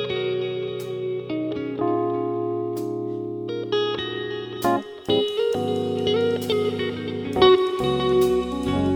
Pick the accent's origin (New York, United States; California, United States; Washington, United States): Washington, United States; Seattle; I'm from the South End in the Central District